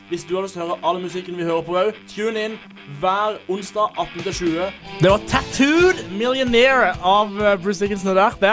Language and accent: Norwegian; Kristiansand, Agder, Norway; moved away as an adult; now in Bergen, Norway; jeg har vært hjemme i Kristiansand.